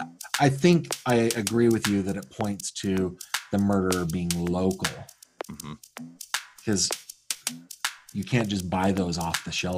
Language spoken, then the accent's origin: English; Sacramento, California, United States; So, I am a student from San Juan Unified School District. I graduated from high school in Sacramento.